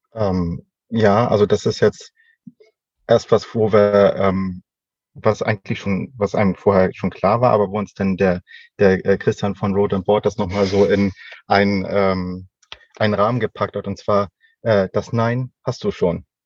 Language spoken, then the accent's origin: German; Northern Germany, Germany; Als äh, Norddeutscher